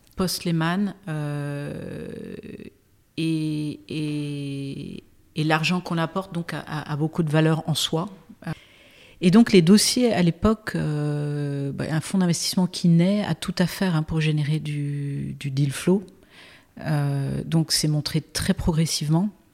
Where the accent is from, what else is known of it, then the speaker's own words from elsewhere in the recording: Brittany, France; J'ai grandi en Bretagne avec un père breton et une mère américaine